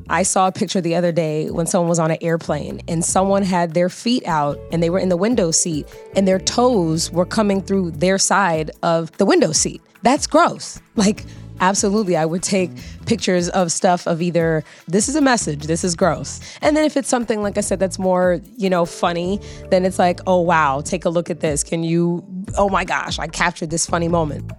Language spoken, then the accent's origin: English; Los Angeles, California, United States; I'm an actress, singer, dancer, born and raised in Los Angeles, California